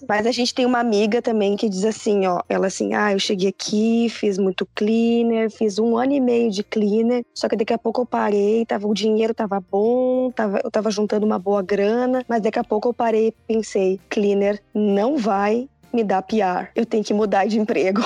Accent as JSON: {"language": "Portuguese", "town": "Porto Alegre", "region": "Rio Grande do Sul", "country": "Brazil", "moved": "as an adult", "lives_now": "Sydney, Australia", "said": "eu venho de Porto Alegre"}